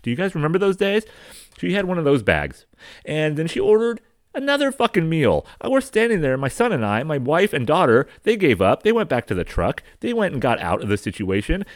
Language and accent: English; San Diego County, Southern California, United States; I'm from California